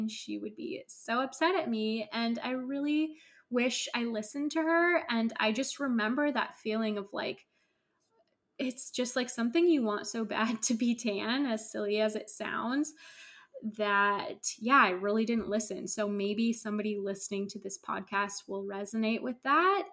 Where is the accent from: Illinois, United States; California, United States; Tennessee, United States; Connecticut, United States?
California, United States; Northern; I grew up in Northern California